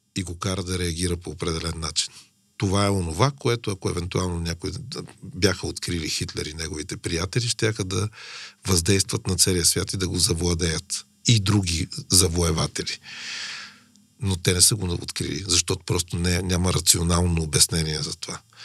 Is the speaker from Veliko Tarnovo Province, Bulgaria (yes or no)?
no; Sofia, Sofia City, Bulgaria; аз съм израснал по улицата на София